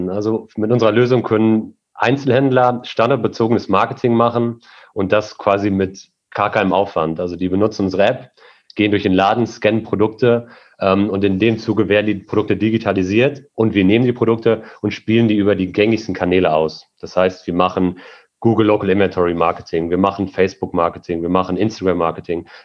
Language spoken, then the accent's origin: German; Sauerland, North Rhine-Westphalia, Germany; now in Siegen, Germany; Ich komme gebürtig aus dem Sauerland, habe hier in Siegen Wirtschaftsinformatik, Bachelor, Master ziemlich erfolgreich abgeschlossen